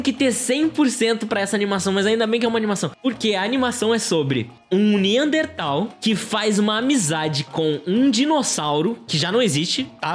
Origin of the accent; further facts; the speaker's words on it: Brazil; Como brasileiro, apesar de português e 100% do sangue de português, como brasileiro, eu, eu, sou